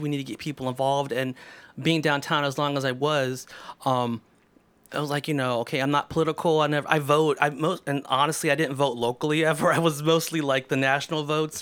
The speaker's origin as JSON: {"language": "English", "town": "Mansfield", "region": "Ohio", "country": "United States", "tie": "born or raised there", "also_born_or_lived": "Texas / Columbus, Ohio", "said": "my brother and I were born in Texas, so m, when we moved here when we were little, uh, we've been in Mansfield most of our life"}